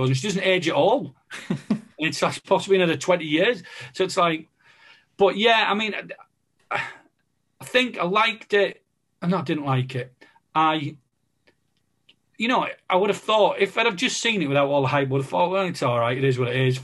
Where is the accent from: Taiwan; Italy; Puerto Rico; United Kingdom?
United Kingdom; the North East, North East England; growing up in the Northeast